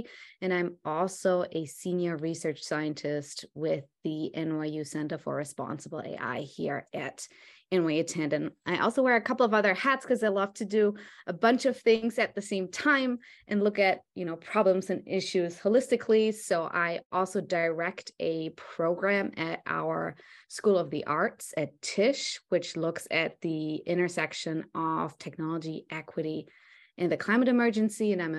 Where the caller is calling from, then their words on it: New York City, New York, United States; I am calling you from Brooklyn, New York.